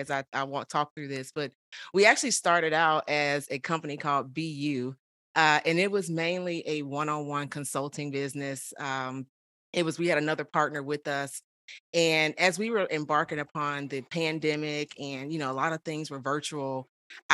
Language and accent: English; Chicago, Illinois, United States; moved away as an adult; also born or lived in Houston, Texas; now in Austin, United States; I was born and raised in Chicago. I am currently in Austin, Texas